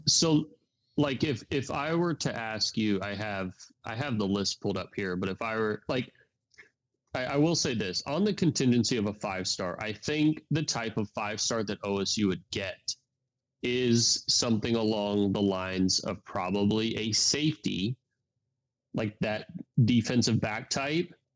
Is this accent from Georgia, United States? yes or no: yes; Georgia, United States; I'm from Georgia. I live in Georgia